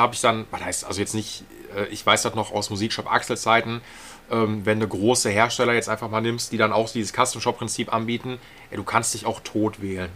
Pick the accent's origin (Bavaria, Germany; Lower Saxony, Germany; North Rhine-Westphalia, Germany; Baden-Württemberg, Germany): North Rhine-Westphalia, Germany; Essen; ich bin auch Essener